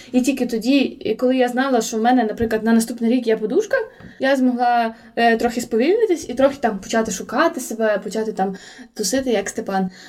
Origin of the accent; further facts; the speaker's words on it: Volodymyr, Volyn Oblast, Ukraine; now in Lviv, Ukraine; я у Володимирі постійно була як під лупою